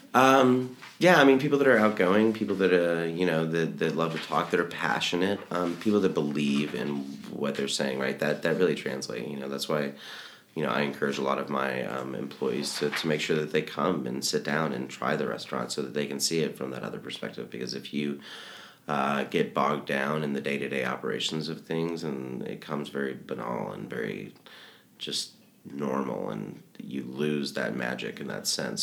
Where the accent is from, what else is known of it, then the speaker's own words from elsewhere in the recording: Little Rock, Arkansas, United States; I'm from Little Rock, Arkansas